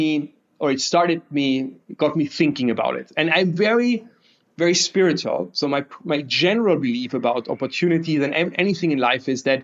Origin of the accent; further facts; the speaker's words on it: Bavaria, Germany; I'm from Bavaria, and that means a lot because like their beer is like our daily nutrition